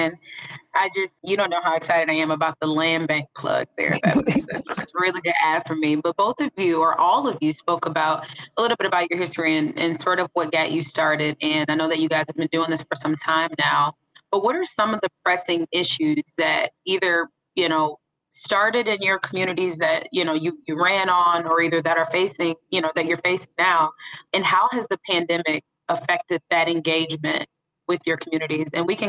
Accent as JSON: {"language": "English", "area": "Will County", "region": "Illinois", "country": "United States", "tie": "born or raised there", "said": "I was born in Will County"}